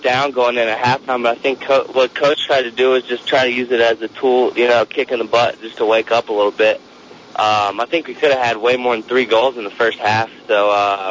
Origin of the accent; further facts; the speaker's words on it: Winston-Salem, North Carolina, United States; moved away; I'm from Winston-Salem, where Wake Forest is